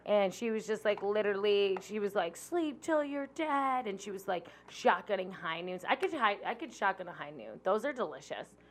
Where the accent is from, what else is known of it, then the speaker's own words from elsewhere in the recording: Buffalo, New York, United States; I grew up in South Buffalo, West Seneca area